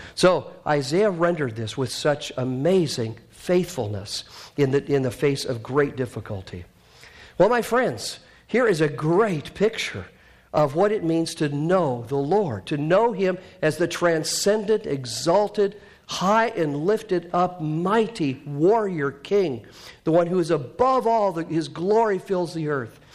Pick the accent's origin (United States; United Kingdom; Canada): Canada; moved away; I'm Canadian